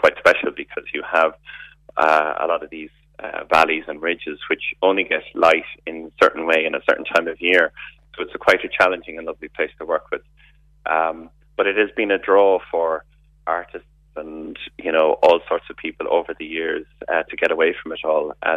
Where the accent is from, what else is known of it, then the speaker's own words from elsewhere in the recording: Limerick, Munster, Ireland; moved away as an adult; now in Kenmare, Ireland; I'm originally from Limerick City, but I'm here in Kenmare. I'm a blow-in for the last 26 years.